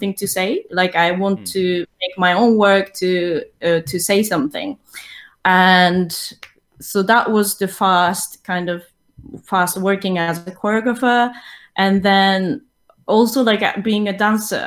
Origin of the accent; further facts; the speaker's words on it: Tokyo, Japan; moved away as an adult; now in London, United Kingdom; I'm originally from Tokyo, Japan. I started my dance training in hip-hop and ballroom Latin dance back in Tokyo.